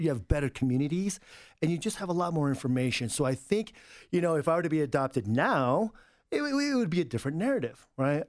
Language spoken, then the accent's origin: English; United States; also born or lived in Suwon, South Korea; I'm pretty American. I identify as, uh, as an American